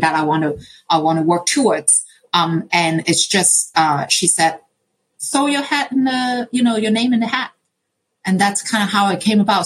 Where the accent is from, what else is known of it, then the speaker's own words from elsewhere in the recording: Hong Kong; moved away; I grew up in Hong Kong